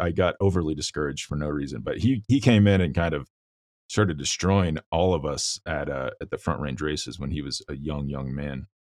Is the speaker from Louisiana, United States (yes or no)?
no; Kansas, United States; now in Colorado, United States; I'm from Kansas. I live in Colorado now